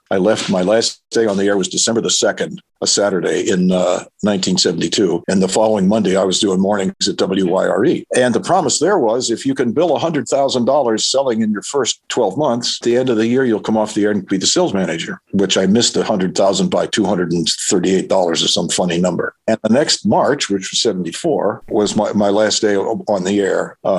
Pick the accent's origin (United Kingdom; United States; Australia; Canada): United States; Williamsport, Pennsylvania; moved away as an adult; my hometown of Williamsport, Pennsylvania.